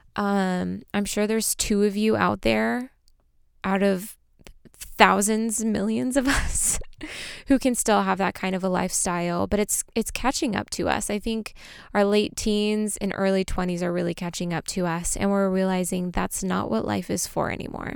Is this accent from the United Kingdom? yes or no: no; Armenia; I am from Armenia